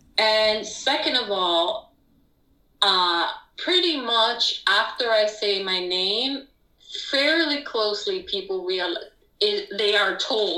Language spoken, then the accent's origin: English; Puerto Rico; first language Spanish; English is a second language; moved away as an adult; now in United States; Nice to meet you. I'm from Puerto Rico, a little island right next to Dominican Republic, right next to Cuba.